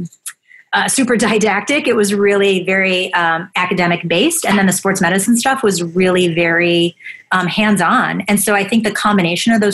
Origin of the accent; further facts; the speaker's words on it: Buffalo, New York, United States; I grew up in Buffalo.